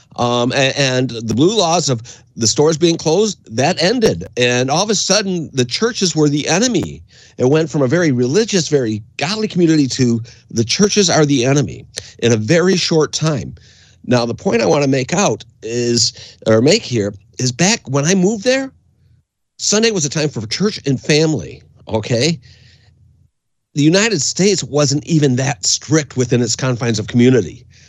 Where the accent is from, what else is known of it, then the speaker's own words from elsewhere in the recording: Windsor, Ontario, Canada; I grew up in Canada, and uh, when uh, my dad moved us over to Canada in 1971